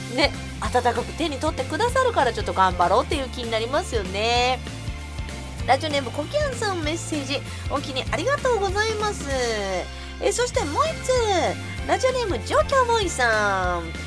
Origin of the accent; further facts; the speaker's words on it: Osaka, Japan; 大阪人やからさ